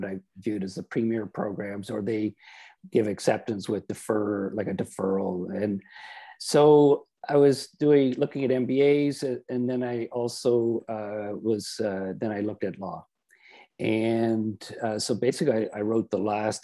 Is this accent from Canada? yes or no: yes; Oshawa, Ontario, Canada; So I'm from Oshawa, and I was raised on a dairy farm.